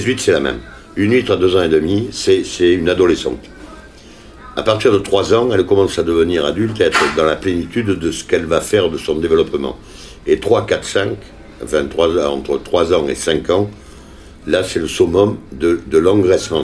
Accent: Les Jacquets, Nouvelle-Aquitaine, France; C'est mon village natal

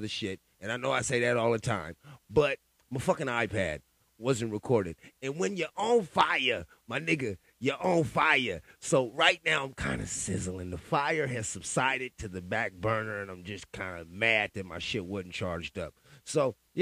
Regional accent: West Coast, United States; I'm from the West Coast

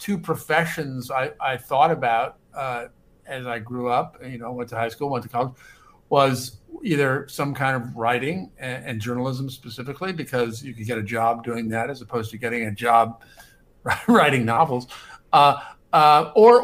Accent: Omaha, Nebraska, United States; moved away as an adult; now in New York, United States; I grew up in Omaha, Nebraska, and certainly if not for the fact that I grew up in Omaha, Nebraska in the 1960s and 70s

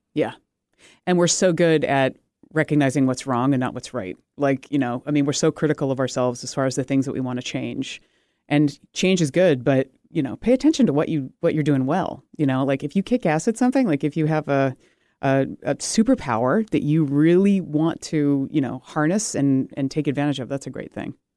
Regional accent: United States; I'm American made British parts

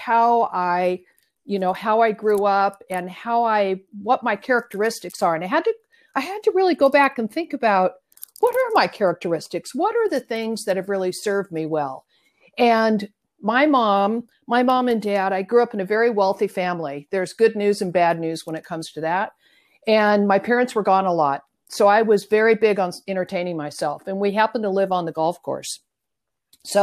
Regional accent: San Jose, California, United States; also born or lived in Newport Beach, California / Washington State; now in Mission Viejo, United States; I'm a native Californian, and I was born and raised in San Jose, California

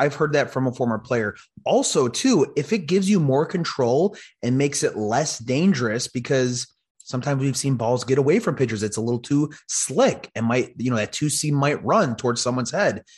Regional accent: Chicago, Illinois, United States; I'm from Chicago

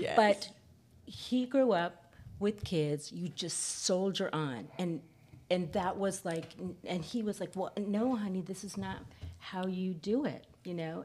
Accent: San Fernando Valley, California, United States; I grew up in the San Fernando Valley

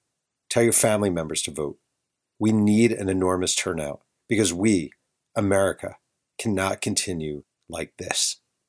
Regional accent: Mahopac, New York, United States; When I grew up in Mayopac, New York, small town

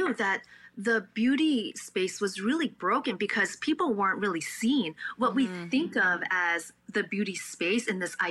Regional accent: New York City, New York, United States; first language Cantonese; also born or lived in Staten Island / Buffalo; I'm born and raised in Brooklyn

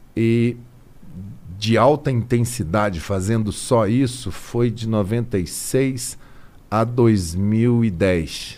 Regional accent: Campo Grande, Mato Grosso do Sul, Brazil; moved away; Eu sou de Campo Grande, de Mato Grosso do Sul

